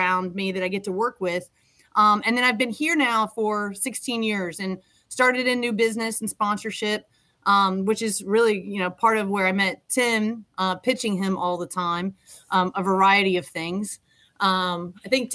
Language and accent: English; Western Kentucky, United States; moved away; So I'm from Western Kentucky. I grew up, as I mentioned, on a farm.